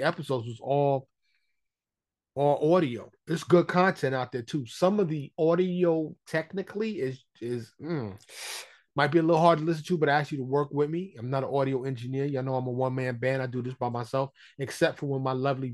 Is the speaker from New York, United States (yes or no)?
yes; New York City, New York, United States; now in Texas, United States; I'm from New York City